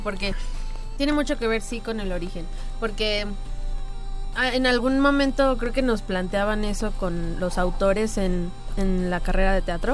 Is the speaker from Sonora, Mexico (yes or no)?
no; Cuernavaca, Morelos, Mexico; moved away; yo soy de Cuernavaca.